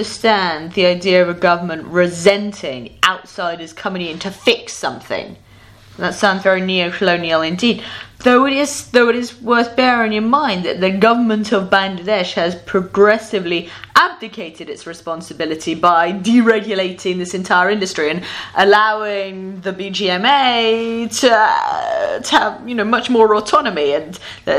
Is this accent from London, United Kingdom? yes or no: yes; London, United Kingdom; We're in Berlin now. We're both from London